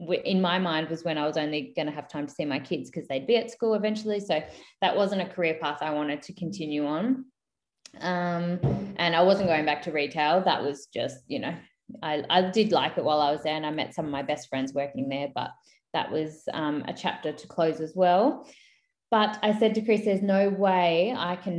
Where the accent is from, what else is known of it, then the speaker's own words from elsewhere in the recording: Queensland, Australia; moved away as an adult; now in Mount Gambier, Australia; I grew up in Queensland. When I moved here, I was 18.